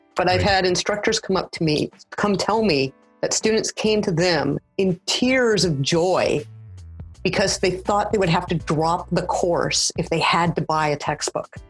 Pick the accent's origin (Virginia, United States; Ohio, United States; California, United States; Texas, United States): California, United States; Los Angeles; moved away as an adult; now in Saskatoon, Canada; I'm originally from the Los Angeles area and I now live in Saskatoon